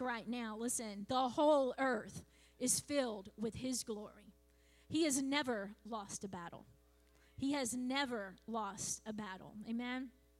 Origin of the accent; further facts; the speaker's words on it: Clewiston, Florida, United States; I was born in Clewiston Hospital